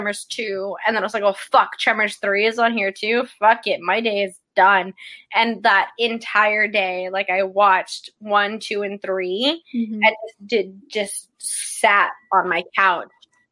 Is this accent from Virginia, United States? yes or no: no; Texas, United States; I'm a Texan